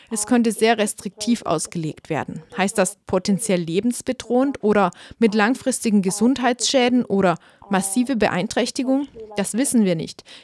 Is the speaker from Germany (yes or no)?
no; Munster, Ireland; zum Beispiel in meiner Heimatregion Kerry.